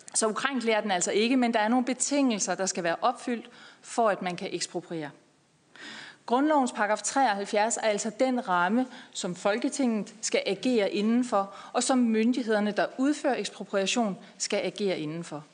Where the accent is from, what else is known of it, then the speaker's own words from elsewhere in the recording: Denmark; jeg er fra Jylland